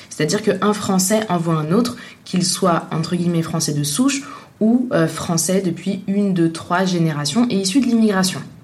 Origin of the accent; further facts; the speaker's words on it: Tunisia; now in France; je suis née en Tunisie, je suis de nationalité française, je vis en France